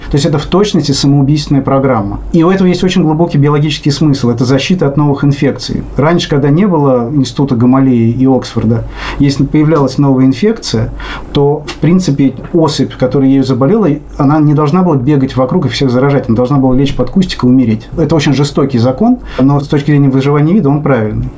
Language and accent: Russian; Russia; accent: Russian; У меня ужасный русский акцент